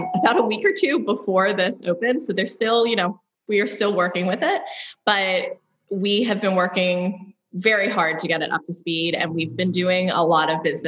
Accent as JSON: {"language": "English", "town": "Baltimore", "region": "Maryland", "country": "United States", "tie": "born or raised there", "also_born_or_lived": "Austin, Texas", "moved": "as an adult", "said": "I am a local born and raised in Mayfield, just a mile from my shop. I am a proud Baltimorean"}